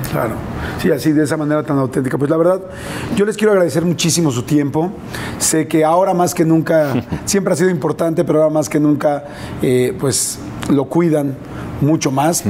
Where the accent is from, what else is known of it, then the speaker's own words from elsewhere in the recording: Mexico; yo soy un, un, mexicano